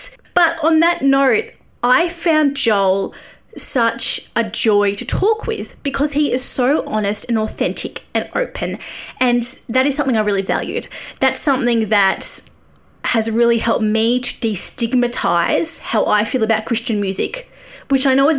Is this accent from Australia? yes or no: yes; Australia; moved away as an adult; also born or lived in Nashville; I am an Aussie music journo, normally an expat when COVID's not happening